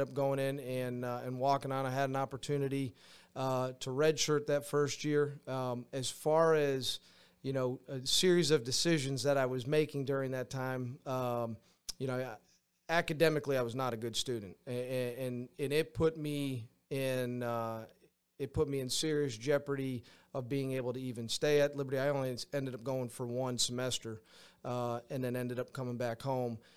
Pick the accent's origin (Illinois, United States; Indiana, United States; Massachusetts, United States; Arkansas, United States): Massachusetts, United States; Granby; moved away as an adult; I grew up in Granby, went to high school in, uh, in Granby, Massachusetts